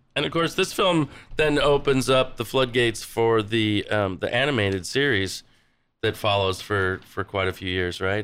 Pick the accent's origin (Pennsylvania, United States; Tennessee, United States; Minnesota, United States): Minnesota, United States; Minneapolis; I'm from Minneapolis, Saint Paul